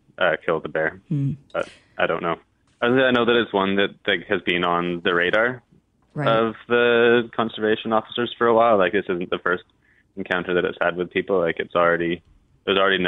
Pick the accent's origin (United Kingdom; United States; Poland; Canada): Canada; North Shore, British Columbia; growing up in the North Shore